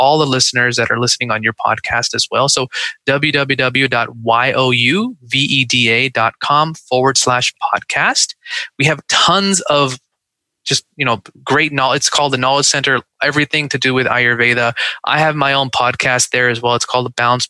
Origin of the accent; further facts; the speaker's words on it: Seattle, Washington, United States; now in Dallas, United States; I grew up in Seattle